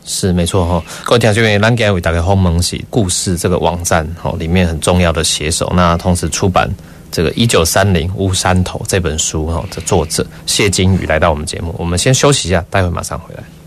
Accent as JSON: {"language": "Chinese", "country": "Taiwan", "said": "我们台湾人好像比较没有历史感"}